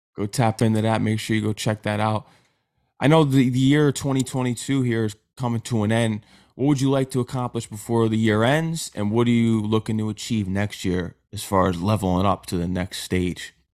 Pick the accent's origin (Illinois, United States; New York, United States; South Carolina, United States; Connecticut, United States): Connecticut, United States; I'm from Connecticut.